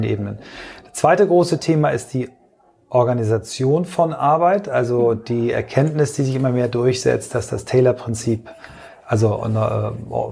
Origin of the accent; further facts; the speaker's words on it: Kiel, Schleswig-Holstein, Germany; moved away; also born or lived in Flensburg / Augsburg; Also ich bin in Flensburg geboren, äh, dann eingeschult worden in Kiel